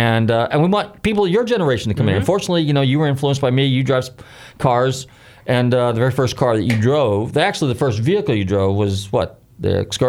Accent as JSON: {"language": "English", "region": "Northern California", "country": "United States", "tie": "born or raised there", "said": "growing up in Northern California, I was around a lot of race cars, and we weren't too far from Sears Point, Laguna Seca."}